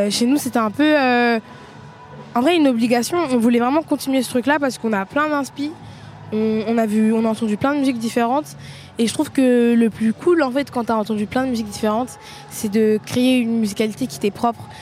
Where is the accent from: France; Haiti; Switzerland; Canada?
France; Franchement, moi, je suis bien FR, je parle pas très bien anglais, c'est pas un problème, j'ai un accent de merde.